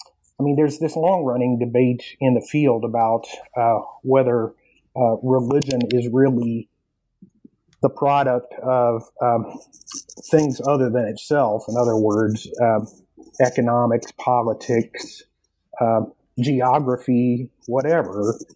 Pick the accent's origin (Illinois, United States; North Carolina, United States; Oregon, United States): North Carolina, United States; now in Midwest, United States; when I moved here to the Midwest, I was born and raised in North Carolina, where there aren't as many tornadoes.